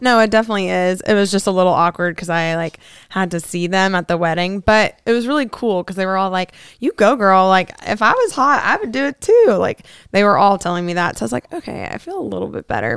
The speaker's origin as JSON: {"language": "English", "town": "Fort Lauderdale", "region": "Florida", "country": "United States", "also_born_or_lived": "Tennessee", "moved": "yes", "lives_now": "Scottsdale, United States", "said": "I'm originally from Fort Lauderdale, Florida. And then I moved to Podunk Nowhere in Tennessee."}